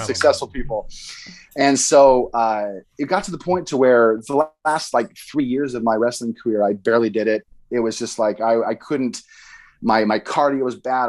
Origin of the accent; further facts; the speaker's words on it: Boise, Idaho, United States; I grew up in Boise